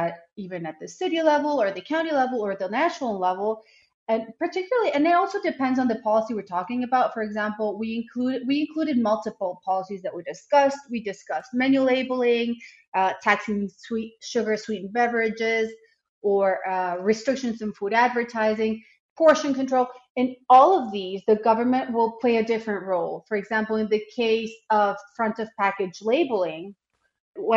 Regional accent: Mexico; now in United States; I am originally from Mexico, actually.

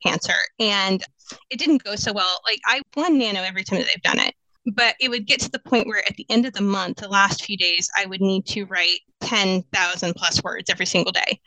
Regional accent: Kansas, United States; moved away as an adult; also born or lived in San Diego; now in Phoenix, United States; I am originally from Kansas and I moved out to the Valley in 2004.

